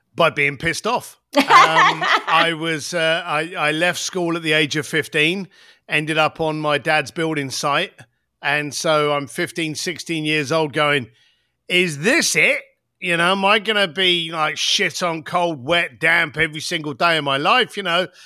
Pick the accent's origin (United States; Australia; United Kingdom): United Kingdom; London; I came from the East End of London